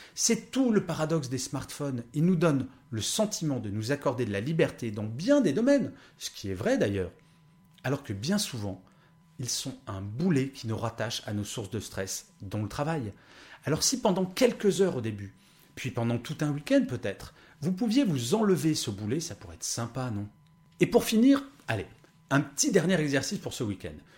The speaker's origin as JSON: {"language": "French", "country": "France", "tie": "born or raised there"}